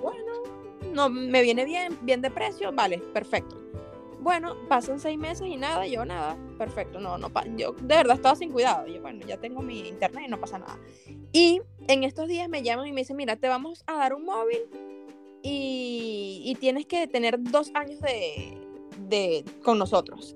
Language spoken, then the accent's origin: Spanish; Venezuela; moved away as an adult; now in Spain; antes de decirme venezolano